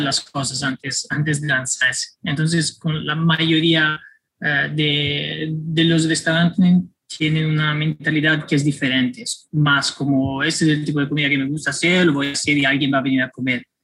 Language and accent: Spanish; Florence, Tuscany, Italy; Spanish is a second language; moved away as an adult; also born or lived in Milan / Spain / Netherlands / Mexico; now in New York, United States; yo crecí en, en Florencia hasta los 18